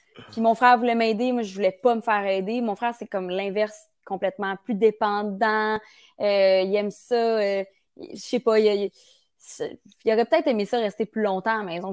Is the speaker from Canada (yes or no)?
yes; Bromont, Quebec, Canada; now in Montreal, Canada; moi je viens de Bromont